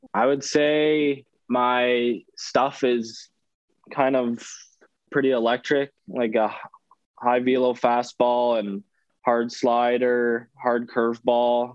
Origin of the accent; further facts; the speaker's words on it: Canada; moved away as an adult; hockey's obviously the big sport where I'm from